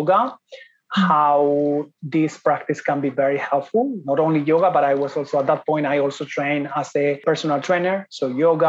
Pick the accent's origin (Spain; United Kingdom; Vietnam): Spain; moved away as an adult; also born or lived in Ireland / Italy / Thailand; I am from Spain